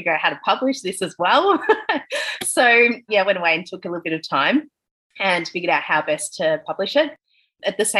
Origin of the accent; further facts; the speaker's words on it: Melbourne, Victoria, Australia; moved away as an adult; now in Bali, Indonesia; I'm from Melbourne and I've lived my whole life in Melbourne